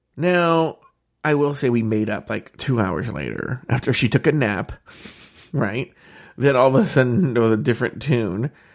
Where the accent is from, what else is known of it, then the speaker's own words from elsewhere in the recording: Disneyland, California, United States; I grew up around Disneyland